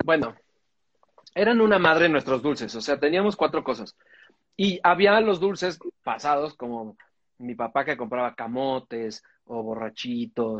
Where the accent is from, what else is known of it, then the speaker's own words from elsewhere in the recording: Cuajimalpa, Mexico City, Mexico; yo crecí en Coajimalpa